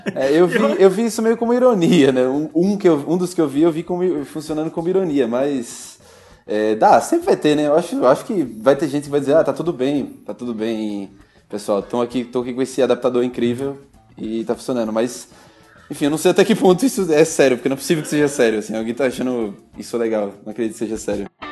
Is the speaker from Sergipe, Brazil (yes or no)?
yes; Aracaju, Sergipe, Brazil; now in São Paulo, Brazil; a gente sai de Aracaju, eu também sou de Aracaju